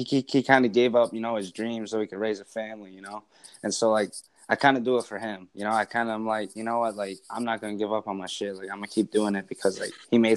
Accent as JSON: {"language": "English", "town": "Howell", "region": "Michigan", "country": "United States", "said": "I'm from Howell, Michigan"}